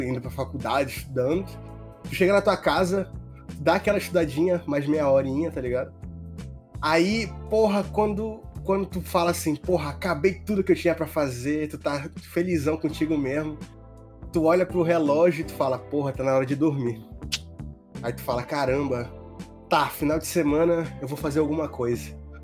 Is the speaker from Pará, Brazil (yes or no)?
yes; Monte Dourado, Pará, Brazil; eu sou de Monte Dourado